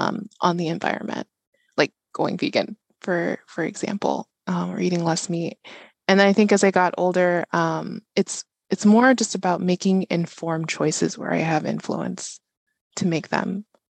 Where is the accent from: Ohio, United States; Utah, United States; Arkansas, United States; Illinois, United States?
Illinois, United States; Chicago; born there; also born or lived in San Diego / Sacramento; I was born in Chicago, moved to San Diego, moved to Sacramento, moved back to Chicago, and then moved back to California about 10 years ago.